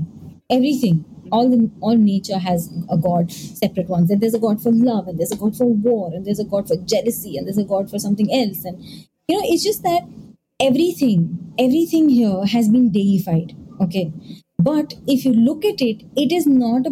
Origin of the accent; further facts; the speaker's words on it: India; I am an Indian